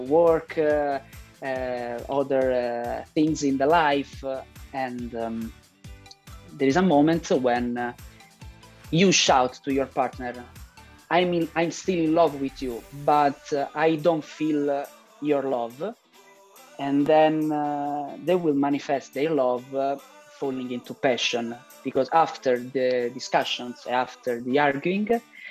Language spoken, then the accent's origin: English; Rome, Lazio, Italy; English is a second language; I'm an Italian filmmaker. I was born in Rome